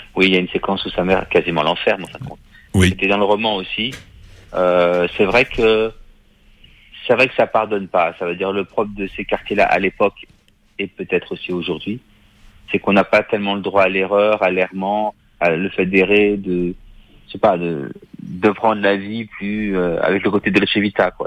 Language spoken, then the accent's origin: French; Paris, Île-de-France, France; je suis de Paris